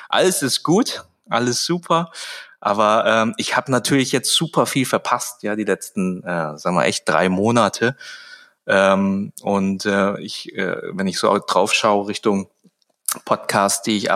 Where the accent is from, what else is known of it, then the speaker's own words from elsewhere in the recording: Baden-Württemberg, Germany; also ich komme ja hier aus Baden-Württemberg, das ist ja immer so ein bisschen gefährlich mit Zecken und so weiter.